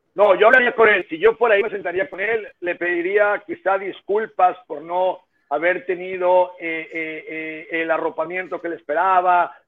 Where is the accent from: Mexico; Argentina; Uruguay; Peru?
Mexico